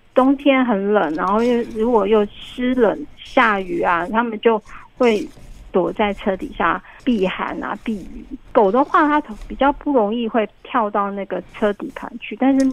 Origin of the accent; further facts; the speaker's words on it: Taiwan; 因为是我们台湾的这个环境并不适合。